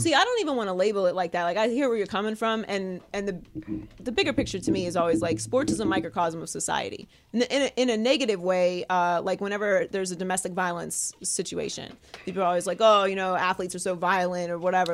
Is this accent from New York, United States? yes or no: no; Pittsburgh, Pennsylvania, United States; also born or lived in Miami; now in California, United States; I live in California. I grew up in Pittsburgh